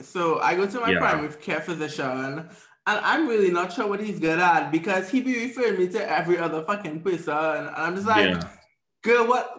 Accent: Trinidad & Tobago; now in United States; when we come from Trinidad

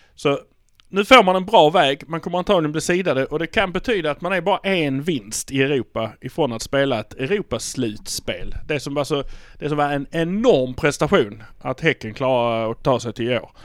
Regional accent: Malmö, Skåne, Sweden; vi är från Malmö

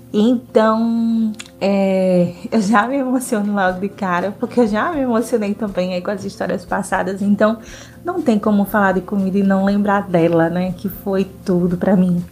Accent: Northeast Region, Brazil; eu sou nordestina

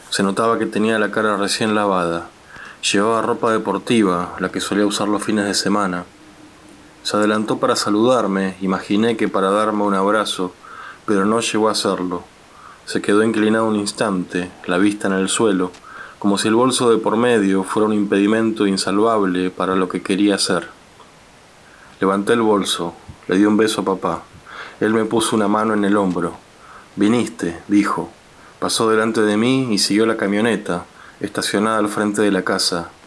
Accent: General Roca, Río Negro, Argentina; now in Buenos Aires, Argentina; soy escritor, crecí en Roca y vivo en Buenos Aires

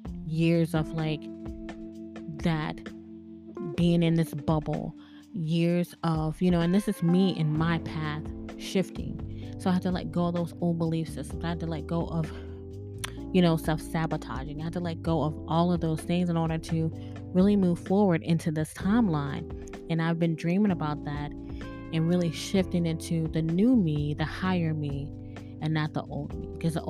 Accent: Bahamas; Thank you so much for listening to me. I'm from the Bahamas.

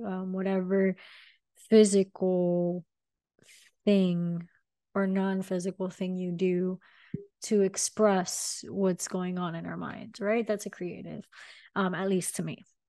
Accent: Miami, Florida, United States; I am born and raised in Miami.

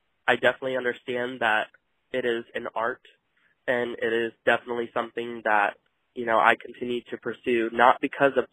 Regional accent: El Dorado, Kansas, United States; moved away as an adult; also born or lived in Wichita, Kansas; now in Bentonville, United States; I'm from El Dorado, Kansas, but was in those areas before I moved back to Bentonville

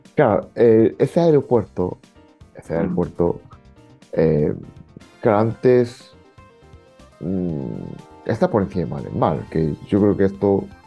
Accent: Fukui, Japan; now in Spain; yo soy de Fukui

